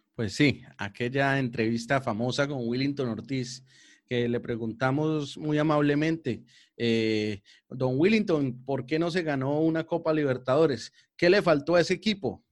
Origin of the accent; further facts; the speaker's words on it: Colombia; nos hizo emocionar a todos como, colombianos